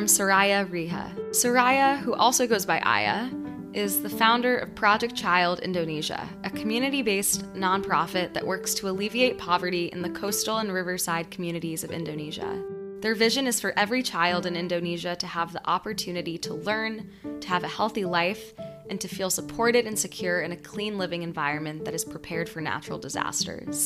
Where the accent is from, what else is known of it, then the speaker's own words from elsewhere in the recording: New York City, New York, United States; myself growing up in New York City